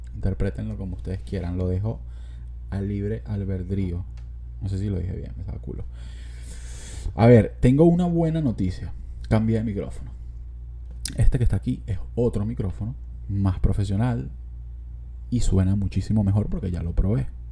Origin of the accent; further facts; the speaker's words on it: Los Teques, Miranda, Venezuela; yo nací en Los Teques